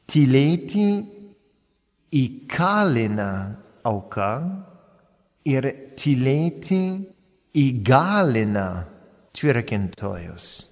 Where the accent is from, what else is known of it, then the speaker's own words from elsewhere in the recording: United States; first language English; Lithuanian is a second language; now in Palendriai, Lithuania; nesu lietuvis, esu amerikietis ir kalbėti lietuviškai tai gražiai, bet gana sudėtinga.